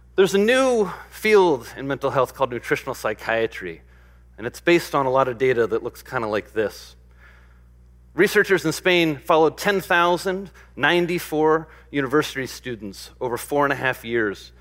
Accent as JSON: {"language": "English", "region": "Midwest", "country": "United States", "tie": "born or raised there", "said": "I grew up in the Midwest"}